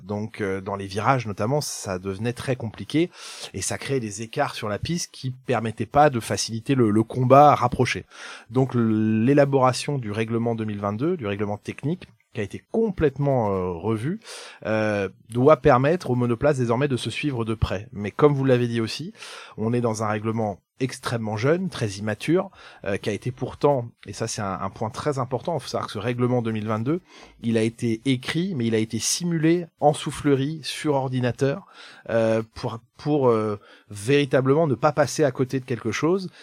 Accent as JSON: {"language": "French", "town": "Rennes", "region": "Brittany", "country": "France", "tie": "born or raised there", "also_born_or_lived": "Quimper", "said": "Je suis un jeune provincial breton, je suis né à Rennes, j'ai fait mes études à, Quimper"}